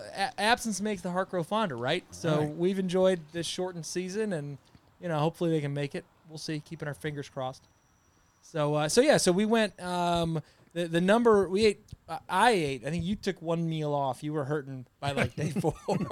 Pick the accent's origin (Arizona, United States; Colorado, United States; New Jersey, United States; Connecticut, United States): Connecticut, United States; moved away; And so I grew up in Connecticut.